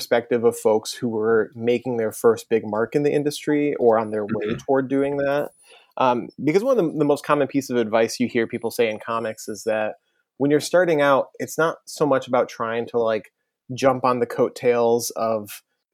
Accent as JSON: {"language": "English", "area": "outside of Ann Arbor", "region": "Michigan", "country": "United States", "tie": "born or raised there", "moved": "as an adult", "lives_now": "New York, United States", "said": "I grew up outside of Ann Arbor"}